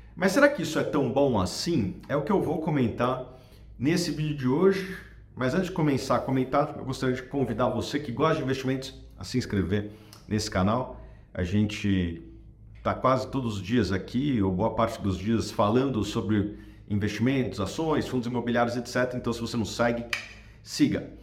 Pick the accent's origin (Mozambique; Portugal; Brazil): Brazil; como brasileiro